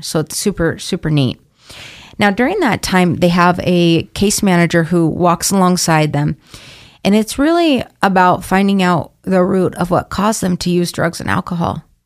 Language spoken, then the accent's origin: English; Boise, Idaho, United States; I'm from Boise, but was staying in Idaho Idaho Falls at the time.